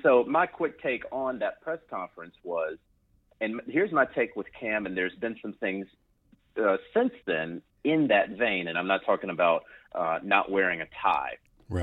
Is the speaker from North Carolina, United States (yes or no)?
yes; Charlotte, North Carolina, United States; I'm from the Charlotte area